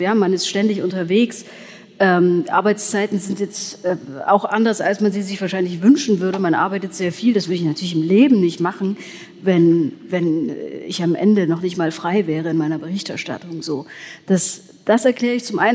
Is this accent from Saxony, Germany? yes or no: yes; Erzgebirge, Saxony, Germany; now in Leipzig, Germany; ich lebe hier, ich komme aus dem Erzgebirge.